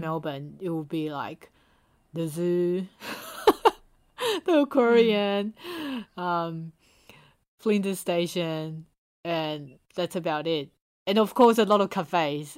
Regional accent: Taiwan; now in Sydney, Australia; we're from Asia, and especially from Taiwan

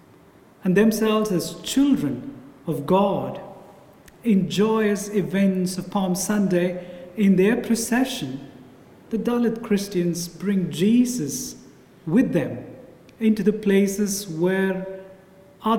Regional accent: South India, India; moved away; my hometown in South India

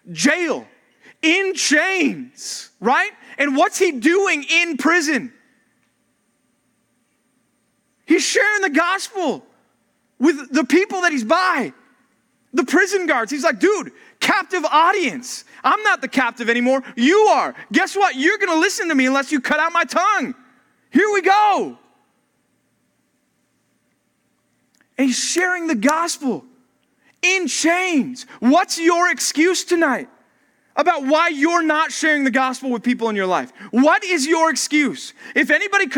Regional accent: Texas, United States; now in California, United States; my home country called Texas.

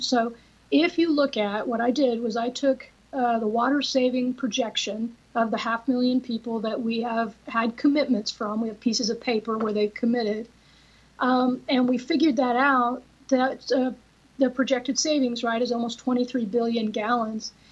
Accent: Oregon, United States; now in Texas, United States; I'm originally from Oregon

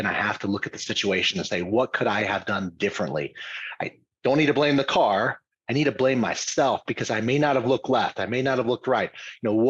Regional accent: Louisiana, United States; moved away as an adult; also born or lived in Dallas, Texas; I grew up in Louisiana.

